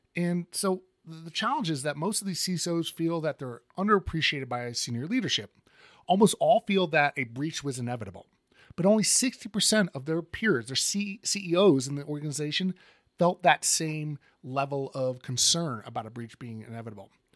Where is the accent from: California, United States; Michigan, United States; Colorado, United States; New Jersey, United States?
Colorado, United States; my home state of Colorado